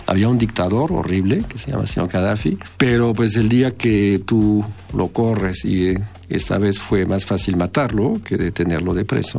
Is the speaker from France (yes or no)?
yes; France; moved away as an adult; now in Mexico; soy francés y radico en México desde hace 23 años